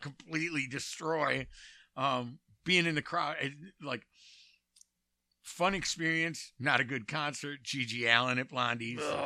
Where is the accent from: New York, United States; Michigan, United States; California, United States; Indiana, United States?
Michigan, United States; Detroit; I grew up in, De- in, in Detroit